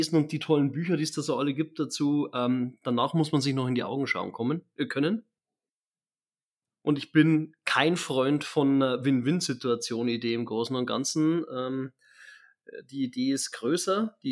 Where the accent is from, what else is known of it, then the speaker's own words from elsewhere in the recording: Germany; Ja, genau, das, äh, bin ja doch Deutscher.